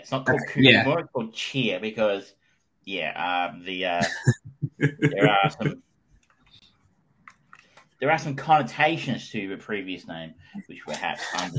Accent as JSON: {"language": "English", "region": "Queensland", "country": "Australia", "accent": "Queensland", "said": "He's like, \"Where are you from?\" And I'm like, \"Australia.\""}